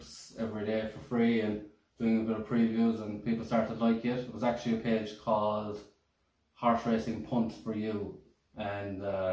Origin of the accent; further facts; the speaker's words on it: Killarney, Munster, Ireland; I'm from Killarney